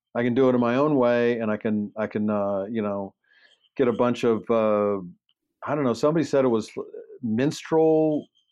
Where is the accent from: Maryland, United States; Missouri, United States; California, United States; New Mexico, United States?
Maryland, United States; Baltimore; accent: Baltimore; moved away; also born or lived in Los Angeles; I grew up in Baltimore